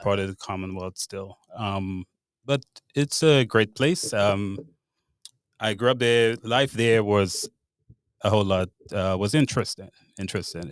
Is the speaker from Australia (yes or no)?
no; Grenada; moved away as an adult; now in Charlottesville, United States; I grew up in Grenada, I was born and raised in Grenada